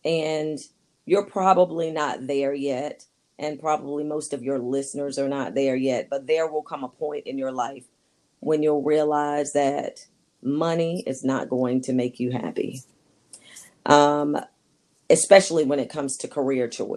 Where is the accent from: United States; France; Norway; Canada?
United States; Wilmington, North Carolina; moved away as an adult; also born or lived in Indiana / Virginia Beach, Virginia / Ashburn, Virginia; now in Fredericksburg, United States; born and raised in Wilmington, North Carolina.